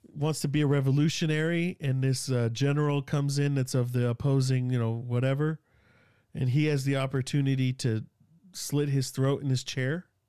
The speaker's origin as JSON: {"language": "English", "town": "Sacramento", "region": "California", "country": "United States", "accent": "South Sac", "said": "I'm from Sacramento. I'm from South Sac, like, I didn't barely graduate high school"}